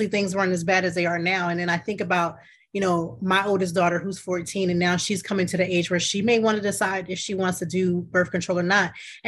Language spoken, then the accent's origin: English; Ohio, United States; I'm from Ohio. I was born in Ohio